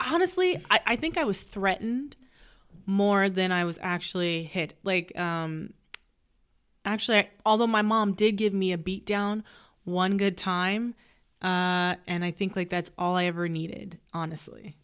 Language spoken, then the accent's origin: English; Sacramento, California, United States; moved away; I'm from Sac